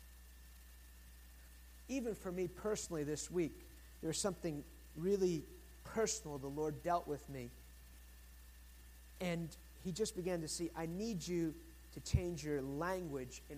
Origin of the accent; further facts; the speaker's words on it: United States; I'm American